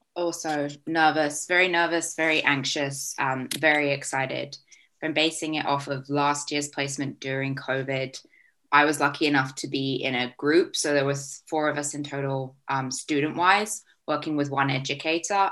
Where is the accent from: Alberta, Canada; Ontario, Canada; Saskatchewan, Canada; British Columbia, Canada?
British Columbia, Canada; Vancouver; moved away as an adult; now in Leeds, United Kingdom; I am from Vancouver, Canada